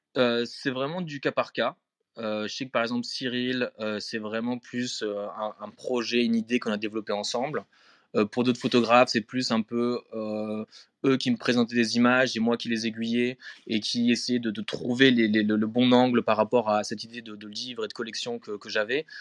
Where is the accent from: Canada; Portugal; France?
France; Strasbourg, Grand Est; moved away as an adult; also born or lived in Paris / Berlin / Sweden; now in Stockholm, Sweden; j'ai grandi à Strasbourg euh, et après je suis venu à Paris quand j'avais 20 ans